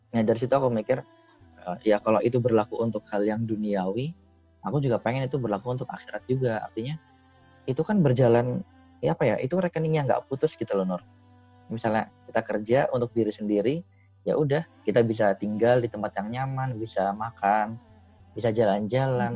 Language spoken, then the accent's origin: Indonesian; Indonesia; moved away as an adult